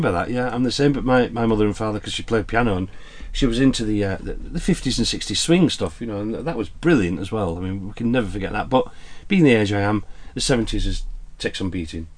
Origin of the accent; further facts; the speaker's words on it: Huddersfield, Yorkshire and the Humber, United Kingdom; also born or lived in Glasgow / Jersey; Born and raised in Glasgow, but educated and grown up or brought up in uh, in Huddersfield.